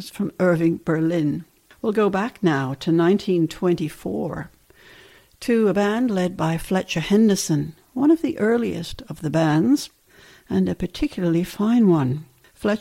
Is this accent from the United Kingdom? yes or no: yes; England, United Kingdom; growing up in England